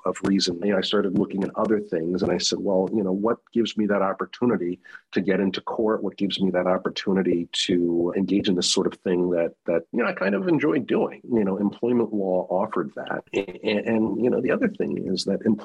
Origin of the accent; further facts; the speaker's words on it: East Coast, United States; moved away as an adult; also born or lived in Madison, Wisconsin; I grew up on the East Coast